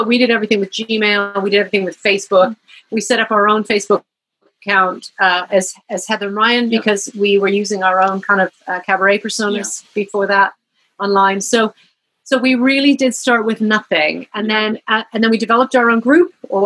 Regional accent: Canada; moved away as an adult; now in United Kingdom; I'm here in the UK. I'm Canadian. I'm living here. I don't have family here

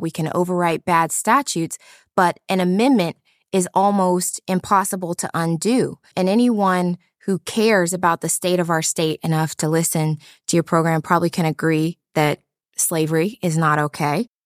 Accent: Cincinnati, Ohio, United States; coming back to my hometown to operate my practice

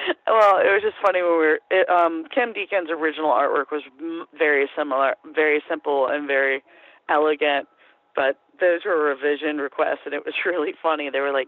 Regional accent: Athens, Georgia, United States; I'm from Athens. I'm totally fine with that.

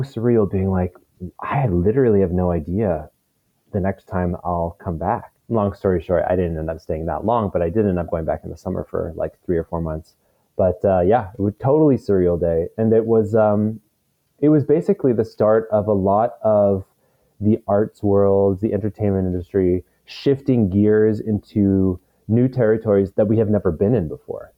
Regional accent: Victoria, British Columbia, Canada; now in Vancouver, Canada; Victoria, which is my hometown

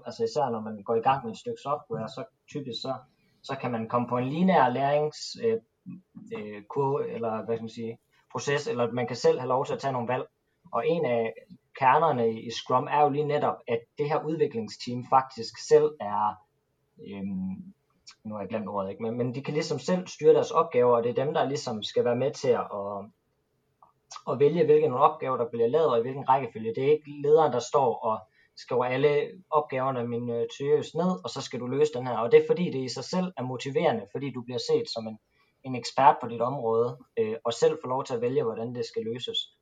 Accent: Jutland, Denmark; Jeg er jo jyde

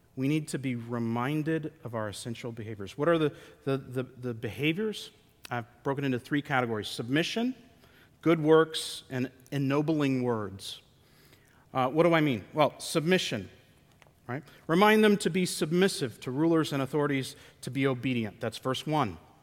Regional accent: United States; We're Americans

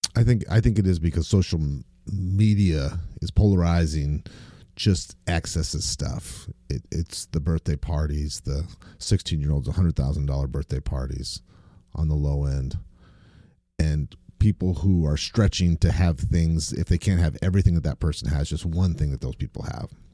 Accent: Maine, United States; Growing up in Maine

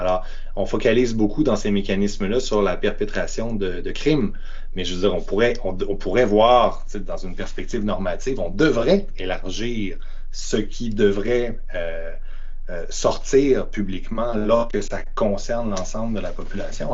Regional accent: Quebec City, Quebec, Canada; je viens de Québec

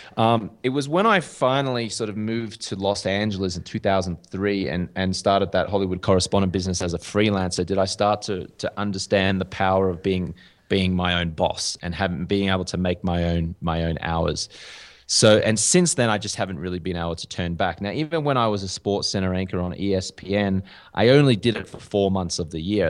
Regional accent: Australia; accent: Australian; moved away as an adult; also born or lived in London; now in Bogota, Colombia; I do have a, uh, an Australian accent. So, uh, I'm from Australia

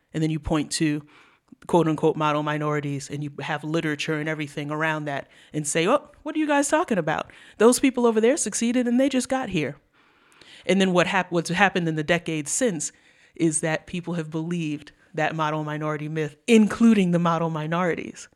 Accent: New York City, New York, United States; I'm from New York City public schools.

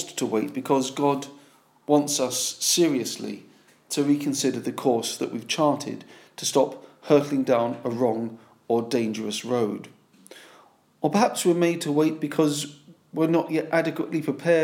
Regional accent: London, United Kingdom; As a Londoner

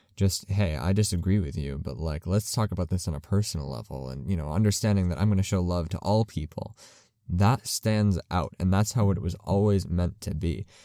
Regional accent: United States; as a Christian and as an American

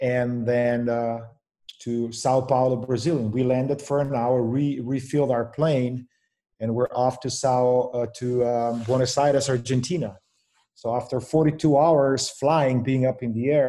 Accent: Slovenia; moved away as an adult; also born or lived in Provo, Utah, United States; now in Raleigh, United States; Born and raised in Slovenia

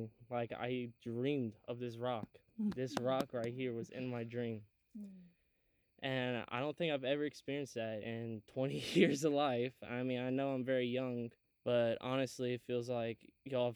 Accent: Athens, Alabama, United States; also born or lived in Maryland; I'm from Athens, Alabama, but I'm also was born in Maryland, so I'm not really from around here

